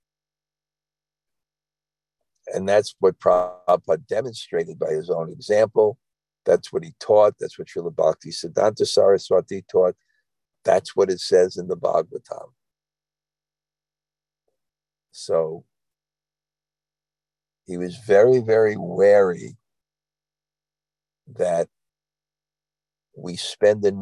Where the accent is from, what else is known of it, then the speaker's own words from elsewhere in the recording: New York City, New York, United States; I'm from Brooklyn